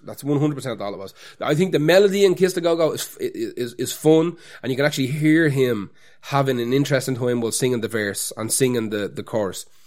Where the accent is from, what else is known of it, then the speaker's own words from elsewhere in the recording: Ireland; As Irish people